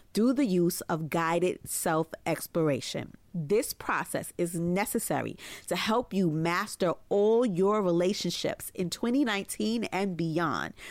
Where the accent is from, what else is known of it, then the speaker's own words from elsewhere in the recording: New York City, New York, United States; in private practice in my hometown of Brooklyn, New York.